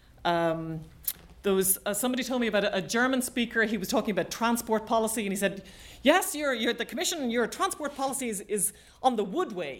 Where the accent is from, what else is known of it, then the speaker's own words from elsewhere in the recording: Ireland; I know as an Irish person